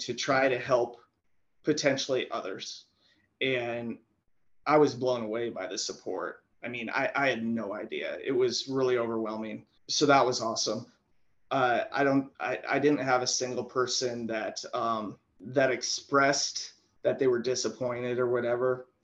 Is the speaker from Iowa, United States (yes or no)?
no; South Dakota, United States; growing up in South Dakota